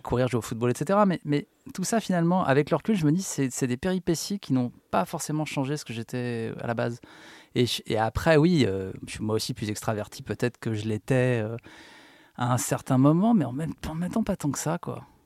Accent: Paris, Île-de-France, France; je suis né à Paris

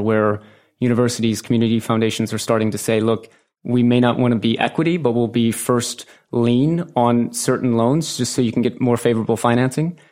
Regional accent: St. Louis, Missouri, United States; moved away as an adult; also born or lived in Manhattan; I grew up in Saint Louis, Missouri, in the Midwest

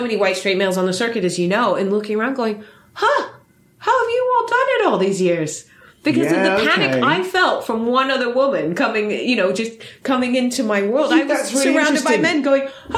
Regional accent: Netherlands; now in United Kingdom; I'm Filipino-German, but born in the UK, raised in Holland

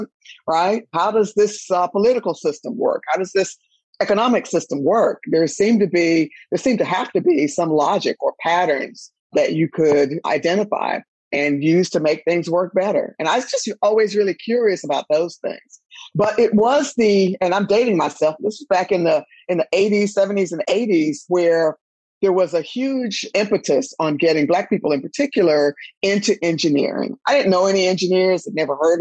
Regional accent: Durham, North Carolina, United States; moved away as an adult; I am from Durham, North Carolina, my hometown.

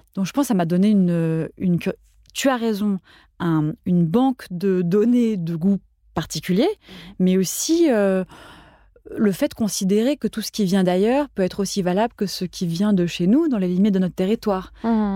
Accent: Paris, Île-de-France, France; also born or lived in Switzerland; J'ai grandi mes premières années en Suisse, jusqu'à l'âge de 6 ans. Puis, euh, mon, enfin, mon père bossait en Suisse. Puis, on est venu vivre à Paris. Et j'ai grandi à Paris

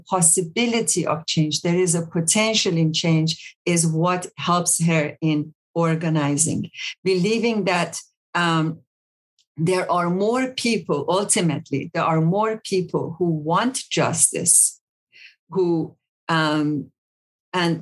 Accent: Iran; also born or lived in South Africa; now in Champaign-Urbana, United States; Iran, my home country

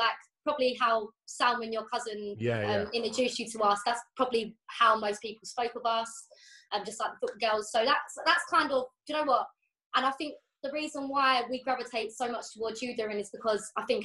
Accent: Enfield, London, United Kingdom; also born or lived in Florida; we're two girls from Enfield

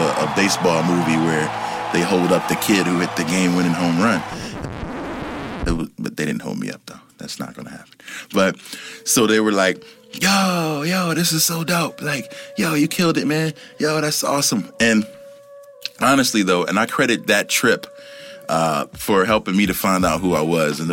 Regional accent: Philadelphia, Pennsylvania, United States; I'm from Philly

